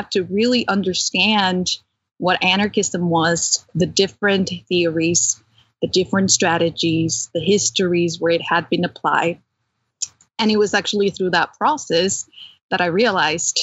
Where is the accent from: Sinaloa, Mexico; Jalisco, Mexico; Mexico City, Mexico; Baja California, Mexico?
Mexico City, Mexico; also born or lived in California; now in Pennsylvania, United States; I was born and raised in Mexico City to a communist family.